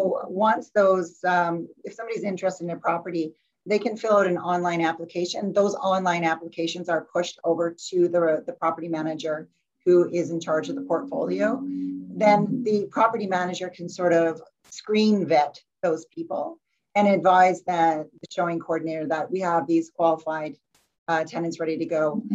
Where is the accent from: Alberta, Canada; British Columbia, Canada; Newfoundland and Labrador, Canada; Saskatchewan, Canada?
Alberta, Canada; Calgary; now in Victoria, Canada; I came from Calgary originally too